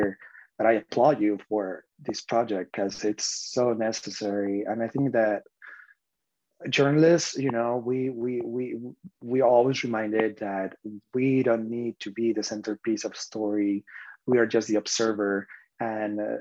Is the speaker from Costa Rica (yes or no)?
no; Spain; moved away as an adult; now in United States; I'm from Spain